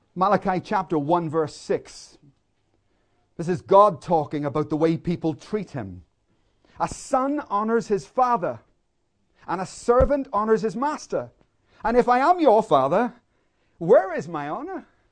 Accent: Northern Ireland, United Kingdom; I grew up in Northern Ireland in a war zone

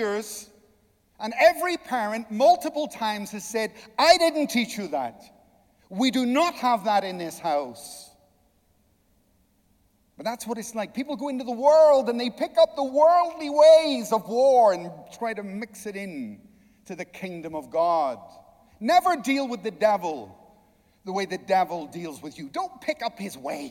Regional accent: Ireland; I'm Irish

